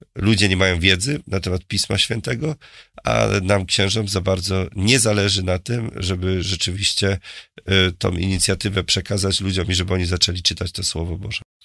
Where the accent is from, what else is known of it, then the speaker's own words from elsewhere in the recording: Murowana Goślina, Greater Poland, Poland; also born or lived in Poznań; ja pochodzę z murowanej Gośliny i dzisiaj tam mieszka 50 członków mojej rodziny